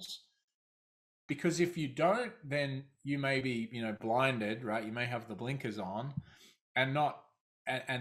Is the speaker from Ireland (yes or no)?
no; Australia; accent: Australian; moved away as an adult; also born or lived in London; I started out my career in Australia. Obviously, my accent is from there